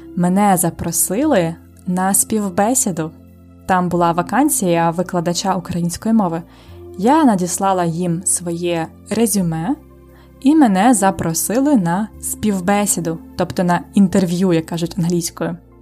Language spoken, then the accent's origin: Ukrainian; Ukraine; Я народилась у Радянському Союзі